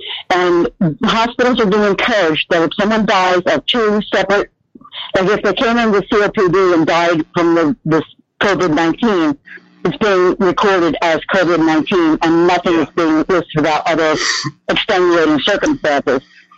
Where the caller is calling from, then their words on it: Oklahoma, United States; in Oklahoma.